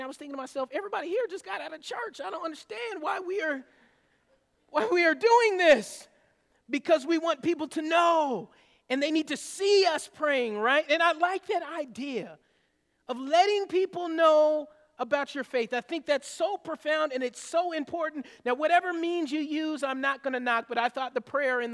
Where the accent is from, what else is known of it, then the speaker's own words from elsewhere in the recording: the South, United States; I grew up in the South